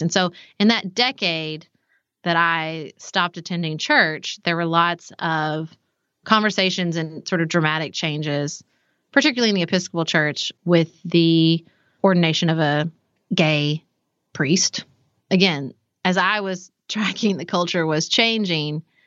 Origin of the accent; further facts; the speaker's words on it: Paducah, Kentucky, United States; I grew up in Paducah